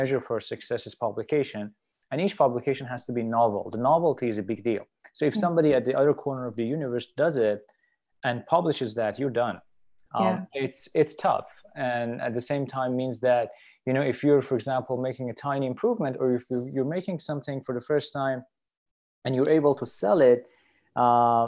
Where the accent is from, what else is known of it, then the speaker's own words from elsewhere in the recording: Tehran, Tehran Province, Iran; moved away as an adult; also born or lived in Vancouver, Canada / Virginia / Ann Arbor, Michigan; now in Buffalo, United States; I'm from Iran, and basically I did my undergrad in Iran, in Tehran. That's where I'm from